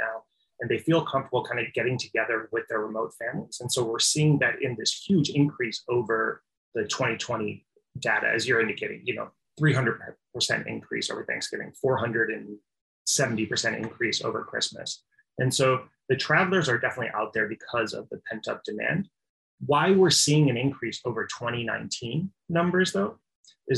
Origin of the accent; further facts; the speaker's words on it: Midwest, United States; I'm from the Midwest